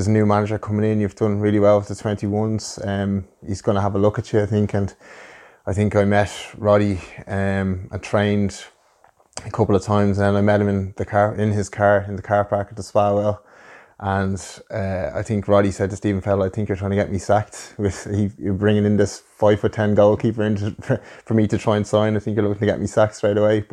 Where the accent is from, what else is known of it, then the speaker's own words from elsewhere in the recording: Dublin, Leinster, Ireland; us growing up in Kiltipper